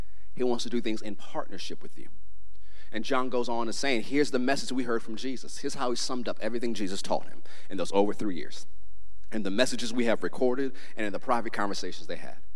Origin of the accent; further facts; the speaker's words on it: United States; I'm an American